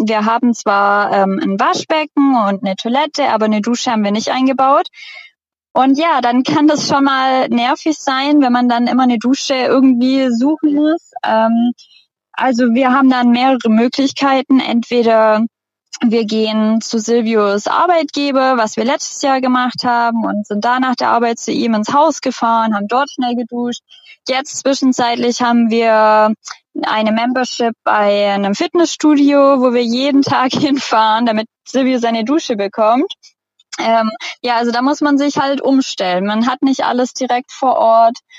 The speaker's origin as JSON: {"language": "German", "town": "Friedrichshafen", "region": "Baden-Württemberg", "country": "Germany", "moved": "as an adult", "lives_now": "Canada", "said": "bei uns in Friedrichshafen am Bodensee"}